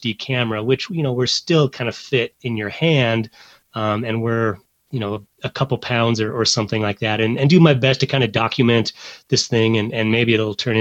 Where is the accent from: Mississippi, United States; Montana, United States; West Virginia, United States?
Montana, United States; growing up in Montana